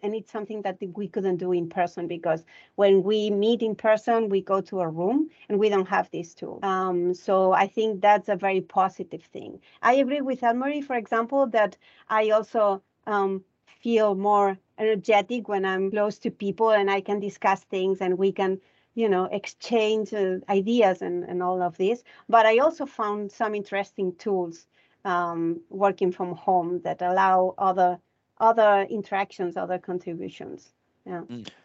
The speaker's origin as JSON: {"language": "English", "town": "Barcelona", "region": "Catalonia", "country": "Spain", "moved": "yes", "said": "I'm originally from Barcelona"}